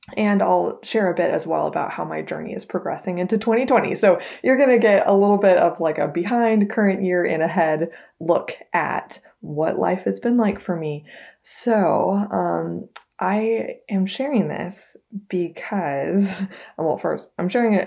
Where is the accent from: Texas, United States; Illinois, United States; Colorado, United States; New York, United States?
Texas, United States; I am a very proud seventh generation Texan.